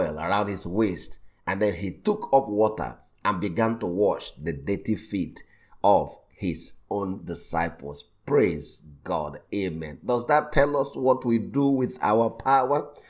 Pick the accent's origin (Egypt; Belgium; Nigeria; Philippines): Nigeria; I was born in Nigeria just like him